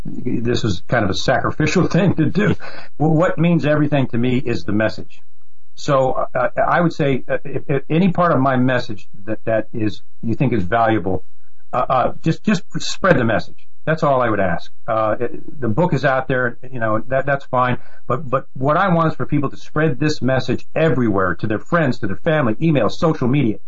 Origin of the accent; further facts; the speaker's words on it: United States; we being the American people